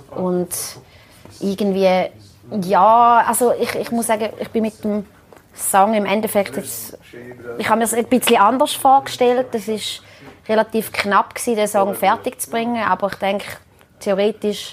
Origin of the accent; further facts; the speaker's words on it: Switzerland; meiner Heimat, also Riechlingen, ist ein Ort, wo also einem fast die Augen schmelzen, so schön ist es. Also ich bin 20 Meter vom Rhein aufgewachsen